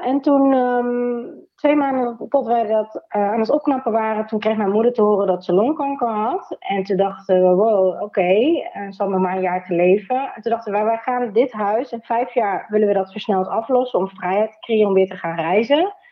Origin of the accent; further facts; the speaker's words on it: Nijmegen, Gelderland, Netherlands; ik kom uit Nijmegen